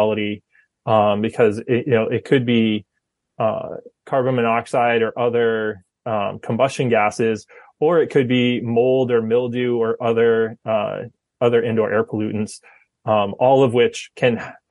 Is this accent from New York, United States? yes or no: no; Fryeburg, Maine, United States; I grew up in Maine. So I grew up in Freiburg and went to Freiburg Academy